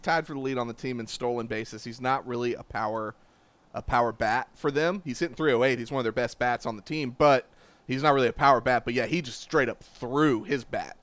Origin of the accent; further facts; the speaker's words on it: Columbia, South Carolina, United States; I grew up in Columbia, South Carolina